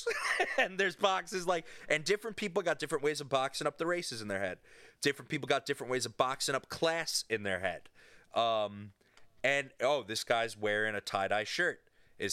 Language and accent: English; New York, United States; I grew up in New York, and in Catholic New York